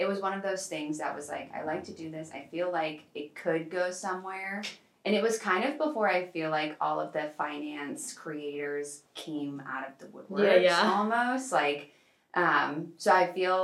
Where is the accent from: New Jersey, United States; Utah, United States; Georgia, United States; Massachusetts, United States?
Massachusetts, United States; Boston; moved away as an adult; now in Los Angeles, United States; I'm originally from Boston, grew up in Boston, and then I moved out to LA back in August timeframe.